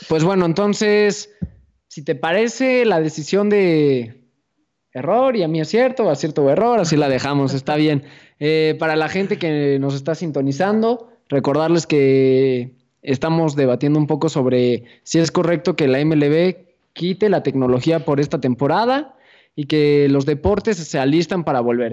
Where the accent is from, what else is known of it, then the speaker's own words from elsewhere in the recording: Mexico; los peores enemigos de los mexicanos somos nosotros